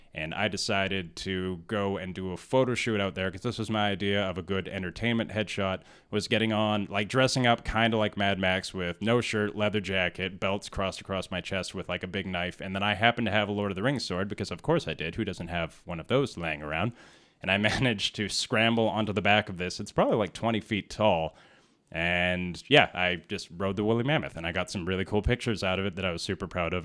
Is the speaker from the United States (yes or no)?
no; Whitehorse, Yukon, Canada; moved away; also born or lived in Vancouver; I grew up in Whitehorse, Yukon